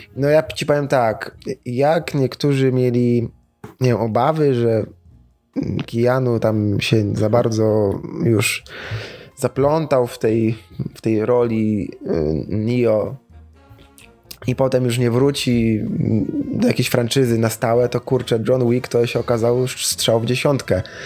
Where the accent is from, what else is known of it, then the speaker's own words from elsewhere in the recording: Sosnowiec, Silesian Voivodeship, Poland; u mnie w rodzinnym Sosnowcu